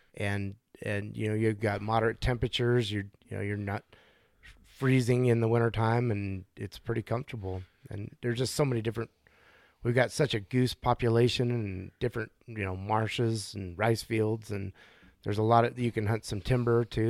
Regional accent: Napa, California, United States; also born or lived in Chico, California; I grew up in Napa, California

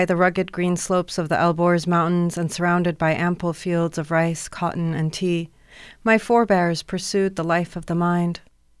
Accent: Iran; also born or lived in United Arab Emirates / Europe / United States; I grew up in Iran and the Emirates, Europe and the States.

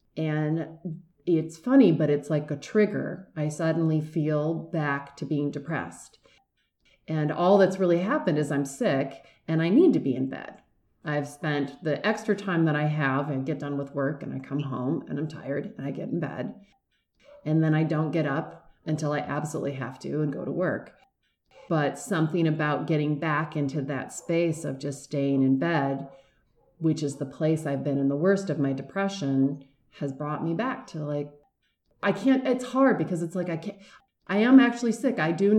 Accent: Michigan, United States; Well, it's funny. I grew up in Michigan, and I'm not a big fan of cold weather.

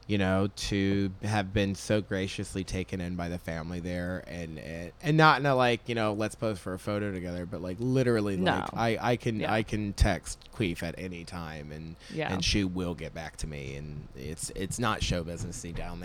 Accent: Jacksonville, Florida, United States; I'm from Jacksonville

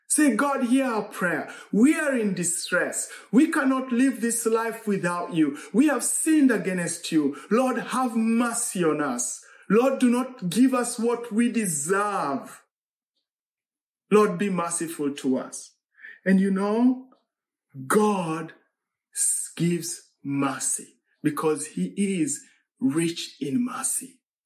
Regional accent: Eldoret, Uasin Gishu County, Kenya; moved away; in Eldoret, Kenya. That's my hometown.

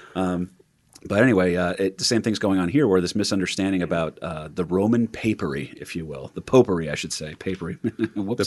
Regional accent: New Jersey, United States; That's what growing up in Jersey is, is that you hear about the New York City mayor

